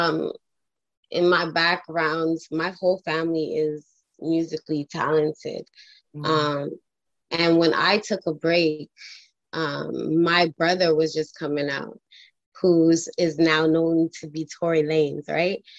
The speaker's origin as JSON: {"language": "English", "town": "Toronto", "region": "Ontario", "country": "Canada", "said": "I'm from Toronto. So up here in Toronto"}